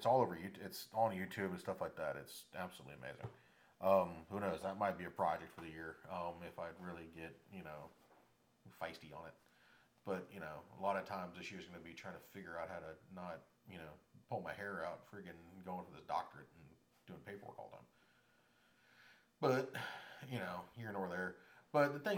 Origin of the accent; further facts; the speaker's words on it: Florida, United States; I'm from Florida